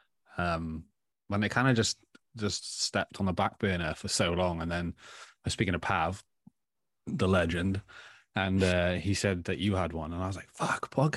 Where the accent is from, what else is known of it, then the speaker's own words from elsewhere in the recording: Tenby, Wales, United Kingdom; also born or lived in Australia; we had three shops growing up, one in Tenby and two in Saundersfoot that I used to work